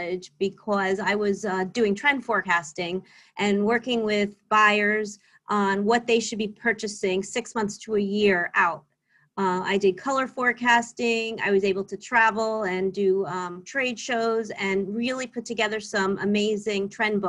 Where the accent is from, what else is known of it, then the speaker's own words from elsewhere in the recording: Wayne, New Jersey, United States; I grew up in New Jersey, in a town called Wayne, New Jersey, which is about 18 miles right outside of New York City.